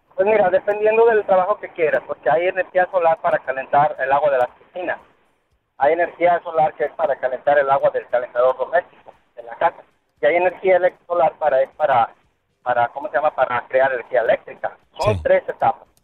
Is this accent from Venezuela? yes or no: no; Mexico; now in Orlando, United States; somos los únicos mexicanos que trabajamos en energía solar aquí en Orlando